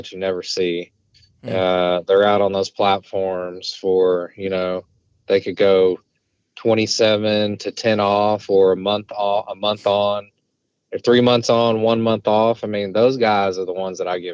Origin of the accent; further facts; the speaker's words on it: Fort Worth, Texas, United States; moved away as an adult; now in Lafayette, United States; I'm originally from Fort Worth, Texas